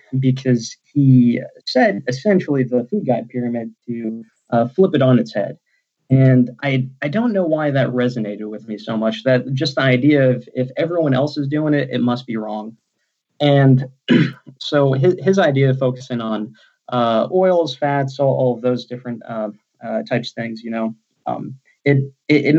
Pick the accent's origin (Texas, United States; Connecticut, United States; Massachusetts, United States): Texas, United States; moved away; also born or lived in Alabama; I'm from Texas initially